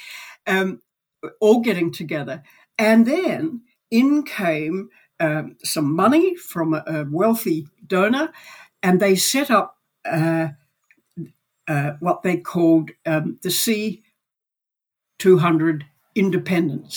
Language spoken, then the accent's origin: English; Australia